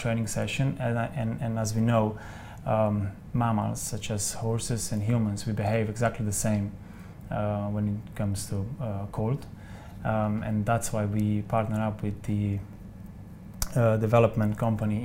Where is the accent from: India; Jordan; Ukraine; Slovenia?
Slovenia; moved away; I come from Slovenia